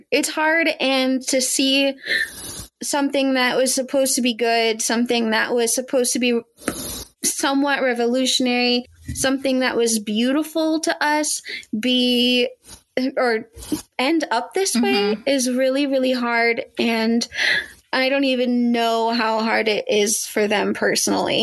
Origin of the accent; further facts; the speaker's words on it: United States; I am an American who is a product of the education system mm-hmm. that is America-centric